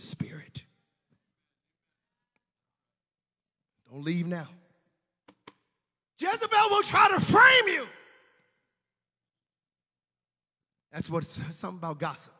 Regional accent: the South, United States; I'm a Southern boy. We came from the South

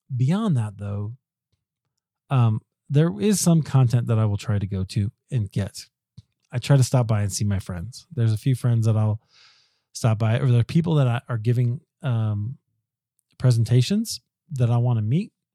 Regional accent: Denver, Colorado, United States; it's in Denver. It's in my hometown.

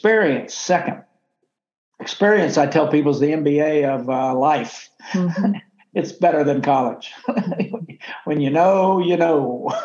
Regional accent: Oklahoma, United States; moved away as an adult; also born or lived in Washington, D.C.; I grew up in Oklahoma, extremely poor on a farm

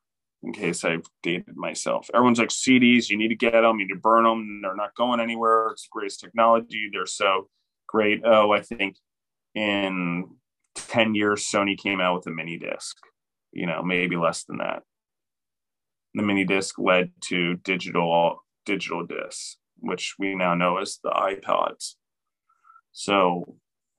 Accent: United States; particularly as Americans

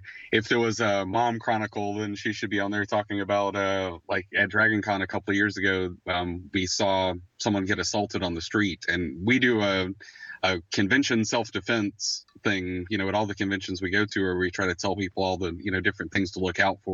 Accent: Warner Robins, Georgia, United States; we're both from the Macon area. I'm from Warner Robins, Georgia.

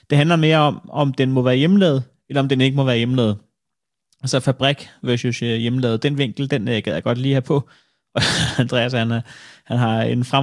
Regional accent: Copenhagen, Capital Region of Denmark, Denmark; jeg er fra København.

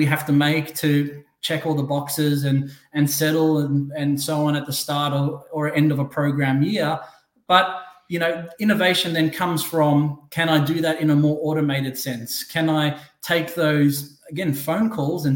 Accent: Australia; moved away as an adult; now in Newport Beach, United States; I'm Australian, born in Australia. Came to Orange County, Newport Beach, five, almost 6 years ago with my wife.

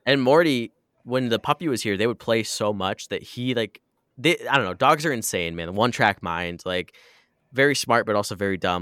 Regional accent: Midwest, United States; we grew up in the Midwest

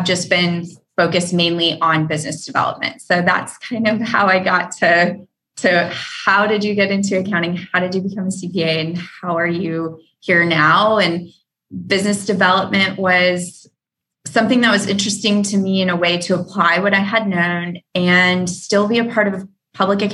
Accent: Reno, Nevada, United States; moved away as an adult; also born or lived in Houston, Texas / Dallas, Texas; working for that smaller firm in my hometown of Reno, Nevada

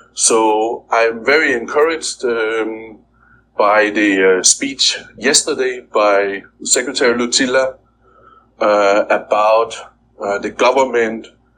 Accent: Denmark; now in Philippines; I'm from Denmark

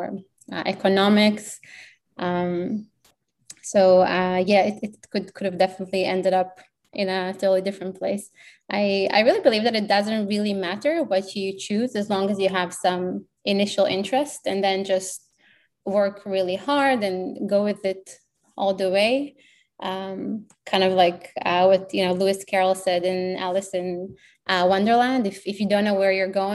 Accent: Israel; English is a second language; moved away as an adult; also born or lived in United Kingdom / United States; now in Australia

